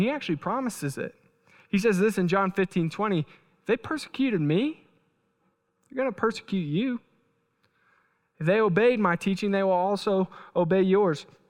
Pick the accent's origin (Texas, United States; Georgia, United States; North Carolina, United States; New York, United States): Texas, United States; moved away; I'm from Texas